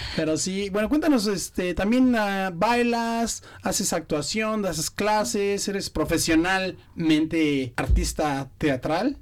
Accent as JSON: {"language": "Spanish", "country": "Mexico", "moved": "as an adult", "lives_now": "Brisbane, Australia", "said": "cuando regresé a México"}